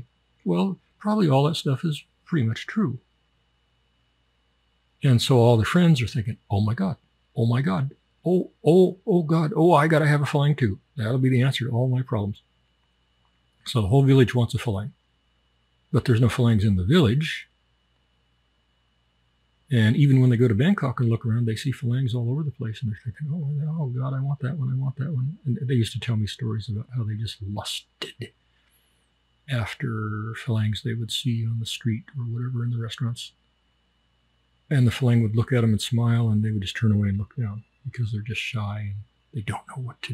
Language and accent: English; United States; moved away as an adult; now in Thailand; I'm from America.